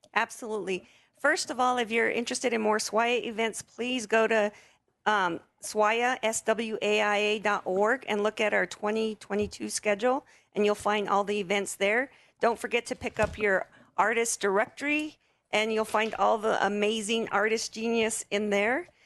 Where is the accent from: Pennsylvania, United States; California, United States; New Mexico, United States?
New Mexico, United States; Sandia Pueblo; I'm from the Pueblo of Sandia